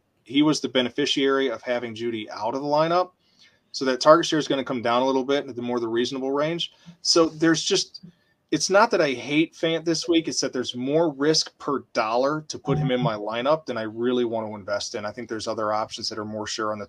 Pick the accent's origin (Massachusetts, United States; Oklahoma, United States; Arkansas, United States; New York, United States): Arkansas, United States; I grew up in Arkansas